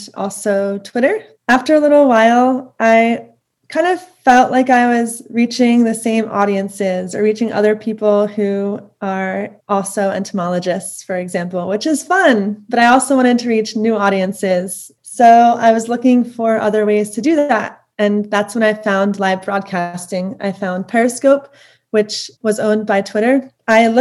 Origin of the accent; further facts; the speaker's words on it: Lower Merion, Pennsylvania, United States; I grew up in Lower Merion, which is right outside of Philadelphia.